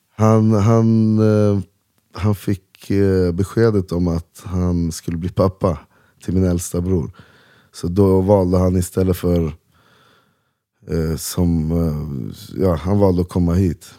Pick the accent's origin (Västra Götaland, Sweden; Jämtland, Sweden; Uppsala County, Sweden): Uppsala County, Sweden; Uppsala; Salabacke där jag växte upp